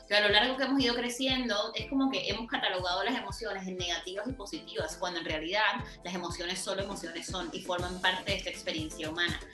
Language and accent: Spanish; Barranquilla, Atlántico, Colombia; en Barranquilla, mi ciudad natal